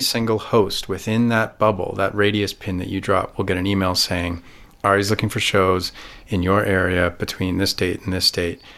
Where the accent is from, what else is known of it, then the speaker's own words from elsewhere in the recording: Canada; I have a wonderful career in Canada.